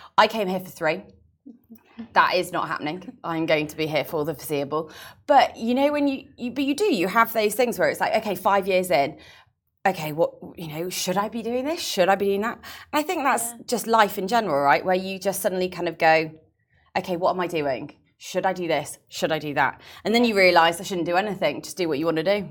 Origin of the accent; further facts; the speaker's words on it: England, United Kingdom; now in Dubai, United Arab Emirates; being English